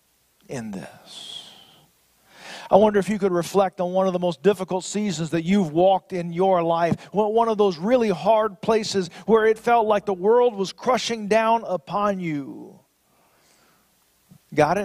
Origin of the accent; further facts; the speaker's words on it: Florida, United States; my home state of Florida